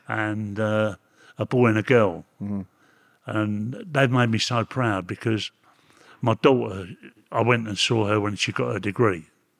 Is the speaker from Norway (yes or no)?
no; Camden Town, London, United Kingdom; born there; I was brought up in several places. I mean, originally, I was born in Camden Town. And then the bombing started, the war. I was born in 1938, which makes me 80 years of age.